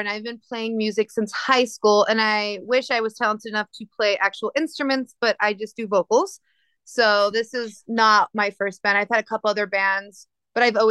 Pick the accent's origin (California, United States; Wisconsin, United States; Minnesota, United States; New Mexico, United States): New Mexico, United States; I'm from New Mexico